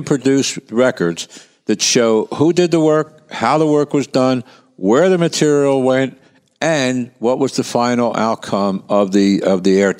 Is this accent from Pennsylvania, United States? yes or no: yes; Philadelphia, Pennsylvania, United States; I grew up in Kensington